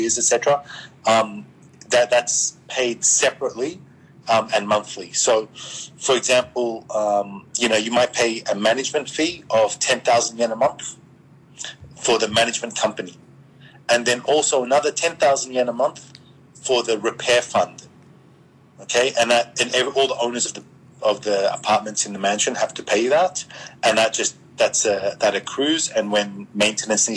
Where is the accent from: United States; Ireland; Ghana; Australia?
Australia; I'm Australian